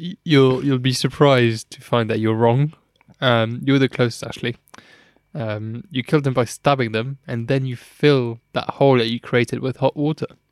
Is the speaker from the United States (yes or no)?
no; Luxembourg; I am from Luxembourg